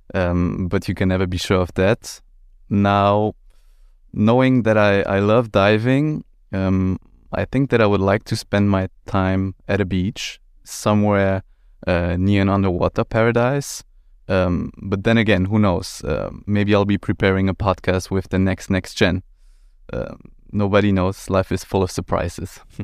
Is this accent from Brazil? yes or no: no; Luxembourg; also born or lived in Brussels / Milan; I'm twenty-seven years old, born and raised in Luxembourg